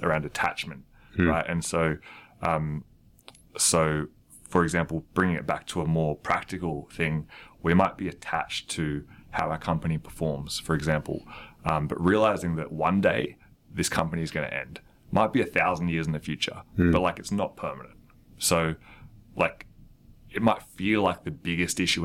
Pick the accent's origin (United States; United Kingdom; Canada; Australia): Australia; as an Australian